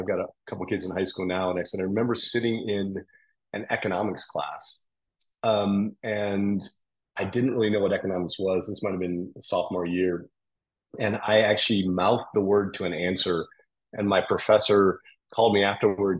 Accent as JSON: {"language": "English", "town": "Toledo", "region": "Ohio", "country": "United States", "tie": "born or raised there", "said": "I grew up in Toledo, Ohio"}